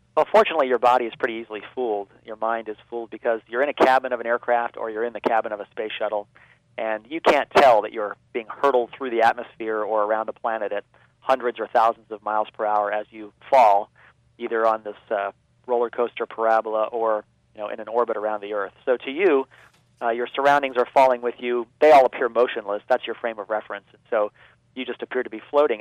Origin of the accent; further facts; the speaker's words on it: Baltimore, Maryland, United States; they were building uh, rockets in my hometown as part of the Gemini program